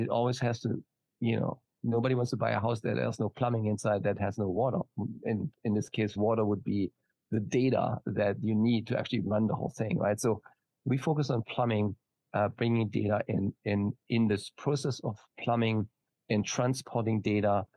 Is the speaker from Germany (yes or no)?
yes; Germany; now in San Diego, United States; as you can probably hear from my slight accent, I'm not from Texas. I am from Germany originally. Currently, I'm based in San Diego